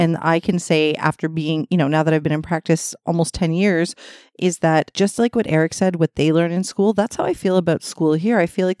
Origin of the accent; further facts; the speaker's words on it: Toronto, Ontario, Canada; I'm from Toronto, Ontario, Canada